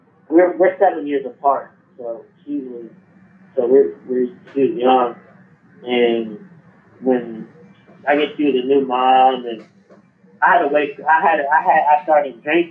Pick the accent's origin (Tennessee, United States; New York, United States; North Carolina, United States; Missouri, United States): North Carolina, United States; Asheville; I'm from Asheville, North Carolina